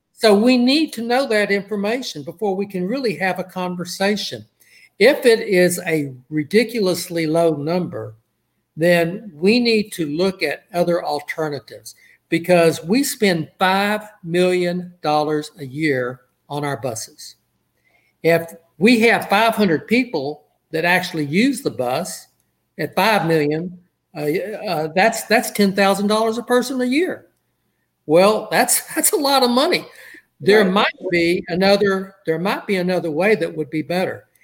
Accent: Port Arthur, Texas, United States; he and I grew up in Port Arthur together

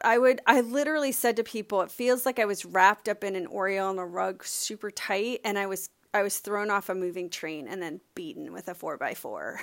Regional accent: Miami, Florida, United States; I grew up sailing in Miami

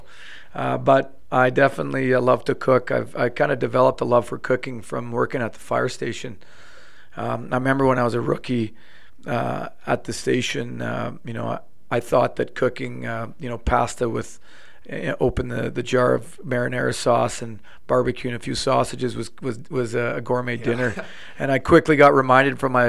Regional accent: Ottawa, Ontario, Canada; moved away as an adult; now in Calgary, Canada; growing up in Ottawa

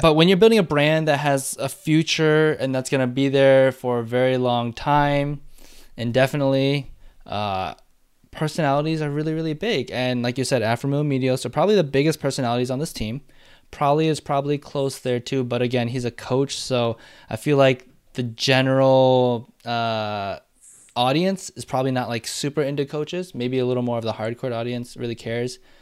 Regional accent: Michigan, United States; moved away; also born or lived in Madison, Wisconsin; I was born in Michigan, so I'm a, like, I'm a, you know, a Wolverine

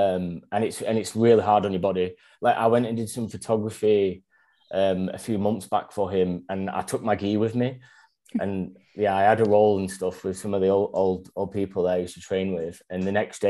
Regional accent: Northern England, Yorkshire and the Humber, United Kingdom; moved away as an adult; now in Australia; I'm from Northern England, Yorkshire

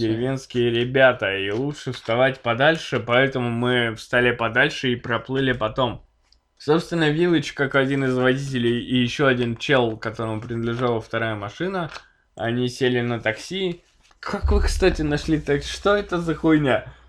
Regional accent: Chelyabinsk, Chelyabinsk Oblast, Russia; мы все из Челябинска

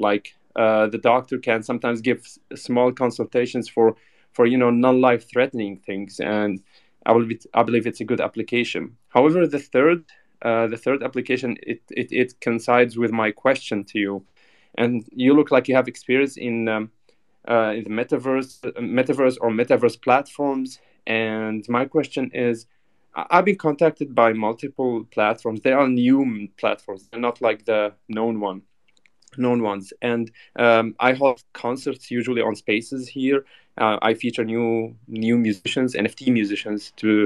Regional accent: Syria; now in Germany; I come originally from Syria. I'm a doctor and I live currently in Germany. So as a Syrian person who lived in a country that has war

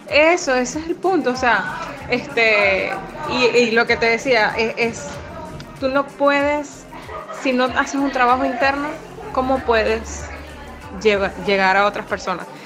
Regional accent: Venezuela; somos venezolanas

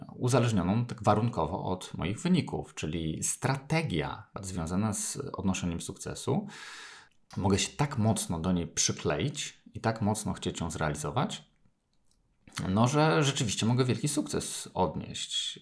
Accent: Poland; urodziłem się w Polsce

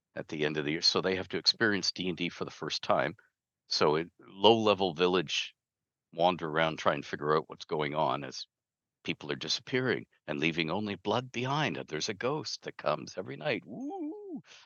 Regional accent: Canada; I'm Canadian

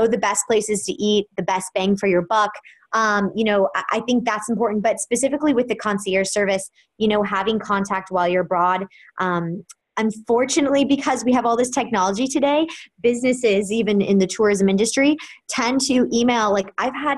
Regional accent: Kansas City, Missouri, United States; now in New York City, United States; I am originally from Kansas City, Missouri. I'm a Midwest girl at heart, but I moved to New York City

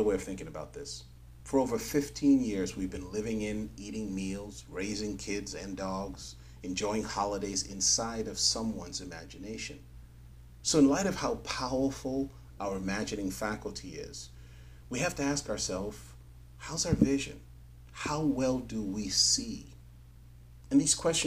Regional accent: New York City, New York, United States; I grew up in New York City

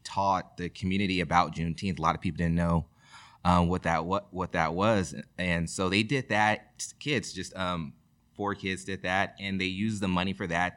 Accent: Rosemont, California, United States; I'm proud, you know, to be from Rosemont. I went to Rosemont High School.

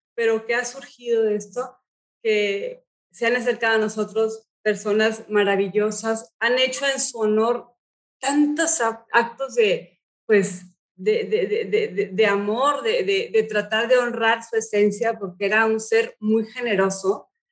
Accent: Mexico; also born or lived in United States; Yo nací em, en Estados Unidos, pero he vivido toda mi vida en México.

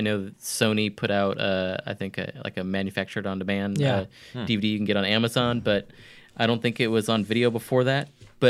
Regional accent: near Monterey, California, United States; I grew up near Monterey

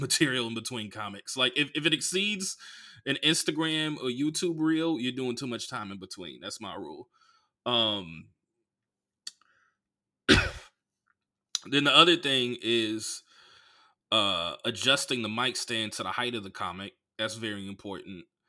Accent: Oakland, California, United States; now in Los Angeles, United States; I grew up in Oakland

